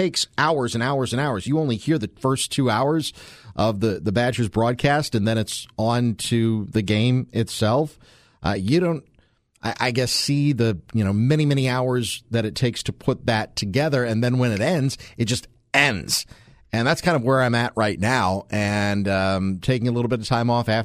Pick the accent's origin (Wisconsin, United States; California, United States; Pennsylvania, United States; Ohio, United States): Wisconsin, United States; Waukesha; my hometown of Waukesha